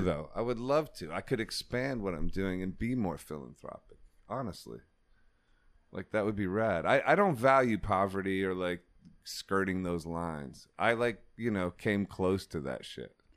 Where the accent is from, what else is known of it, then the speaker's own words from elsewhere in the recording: Ohio, United States; I'm from Ohio